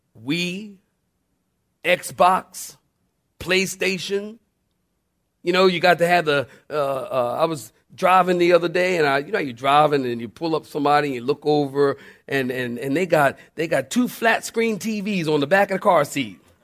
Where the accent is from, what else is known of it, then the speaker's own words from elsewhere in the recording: Philadelphia, Pennsylvania, United States; I'm from Philly. We used to dig the tar out of the street